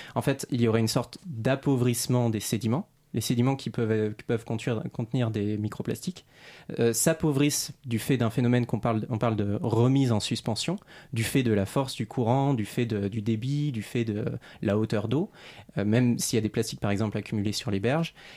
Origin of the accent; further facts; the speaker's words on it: Réunion; now in Paris, France; je suis originaire de l'île de la Réunion